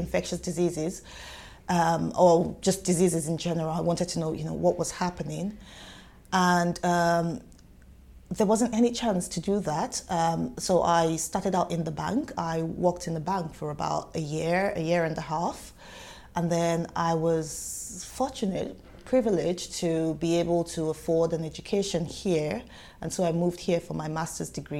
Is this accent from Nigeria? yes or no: yes; Nigeria; moved away as an adult; now in United Kingdom; you can probably tell from my accent, I did not grow up here. I'm not from here, and so I'm Nigerian by origin